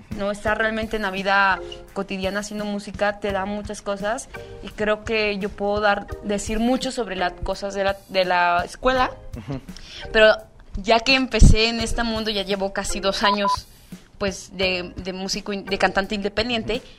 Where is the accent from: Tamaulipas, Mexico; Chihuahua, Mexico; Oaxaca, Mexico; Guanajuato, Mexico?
Oaxaca, Mexico; San Mateo Macuilxóchitl; yo soy de San Mateo Maculsochit, o sea, ahí me desarrollé toda mi vida, toda mi infancia así